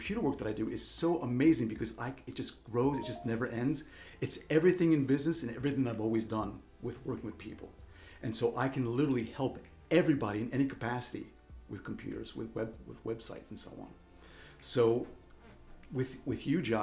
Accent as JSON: {"language": "English", "region": "New York", "country": "United States", "also_born_or_lived": "Vermont", "moved": "yes", "said": "I'm originally from New York"}